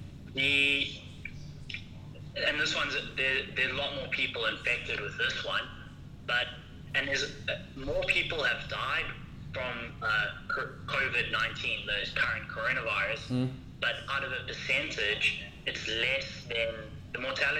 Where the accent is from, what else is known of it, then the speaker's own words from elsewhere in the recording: Howick, KwaZulu-Natal, South Africa; moved away as an adult; now in Wuhan, China; I'm from Harwick